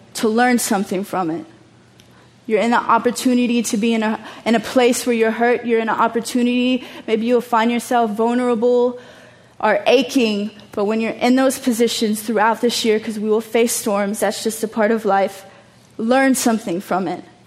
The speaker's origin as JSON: {"language": "English", "region": "Texas", "country": "United States", "tie": "born or raised there", "also_born_or_lived": "Chicago", "moved": "as an adult", "lives_now": "Amsterdam, Netherlands", "said": "I'm from Texas, I'm from the hood, like I grew up human trafficked, but now I live in Amsterdam."}